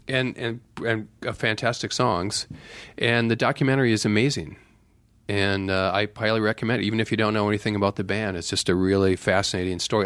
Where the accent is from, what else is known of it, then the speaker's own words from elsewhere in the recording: Viroqua, Wisconsin, United States; moved away; also born or lived in Madison, Wisconsin; growing up in Viroqua